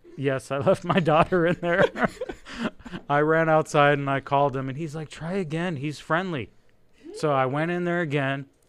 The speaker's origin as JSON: {"language": "English", "country": "Israel", "tie": "born or raised there", "second_language": "English", "moved": "yes", "said": "born in Israel. English is my second language"}